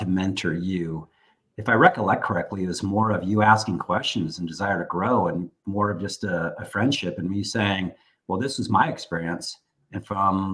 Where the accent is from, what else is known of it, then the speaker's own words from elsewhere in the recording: San Francisco Bay Area, California, United States; moved away as an adult; also born or lived in Washington, D.C.; having been born and raised in the San Francisco Bay Area, and none of my family ever having moved away, I was the first person to do so. And I moved to Washington, D.C.